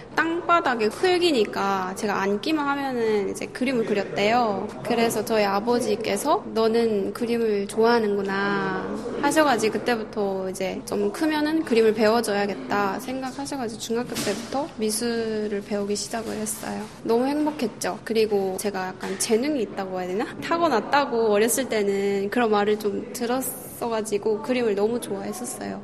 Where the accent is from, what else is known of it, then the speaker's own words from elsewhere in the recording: North Korea; now in South Korea; 북한 사람으로서